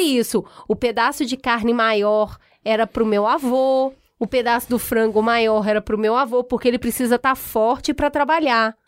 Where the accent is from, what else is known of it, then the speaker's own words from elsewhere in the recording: Belo Horizonte, Minas Gerais, Brazil; Eu sou de Belo Horizonte, eu sou de é, Minas